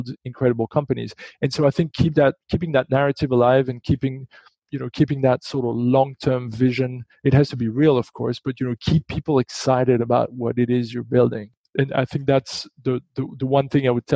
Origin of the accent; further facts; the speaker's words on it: Belgium; moved away; I'm from Belgium